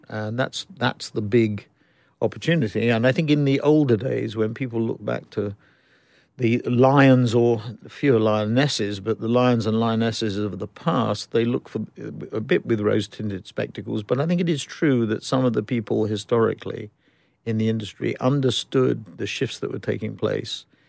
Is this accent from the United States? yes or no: no; London, United Kingdom; I was born up in the, eh, born in the ghetto in northwest London, uh, midway between, I guess, Golders Green and Mill Hill, but then we graduated to Mill Hill.